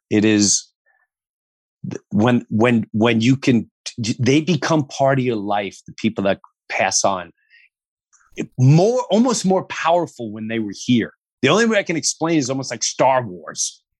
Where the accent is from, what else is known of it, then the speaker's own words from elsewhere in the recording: New York, United States; I remember growing up in Long Island and it was all about, it was still a village mentality.